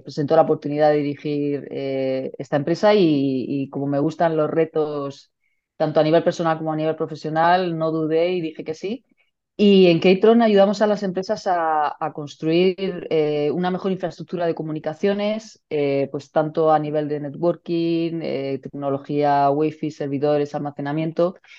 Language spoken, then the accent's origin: Spanish; Region of Murcia, Spain; also born or lived in Valencia; murciana, madre de dos hijas